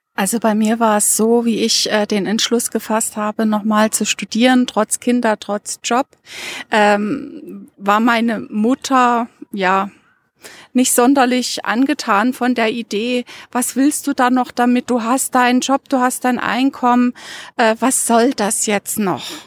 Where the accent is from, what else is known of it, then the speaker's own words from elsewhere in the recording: Dresden, Saxony, Germany; moved away as an adult; now in Munich, Germany; Ich habe in Dresden gelebt und bin da zur Schule gegangen